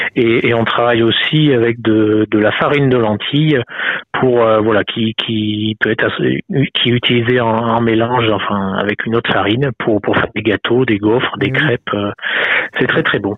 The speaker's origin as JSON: {"language": "French", "area": "Haute-Loire", "region": "Auvergne-Rhône-Alpes", "country": "France", "said": "chez nous en Haute-Loire c'est de la production laitière"}